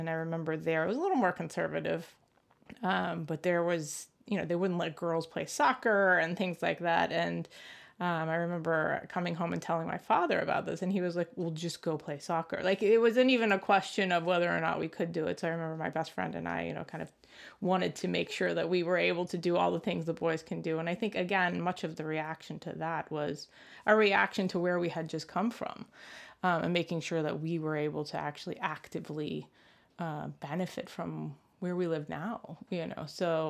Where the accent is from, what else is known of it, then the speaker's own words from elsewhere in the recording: United States; certainly very aware of the freedoms and rights I had as a girl growing up in the United States.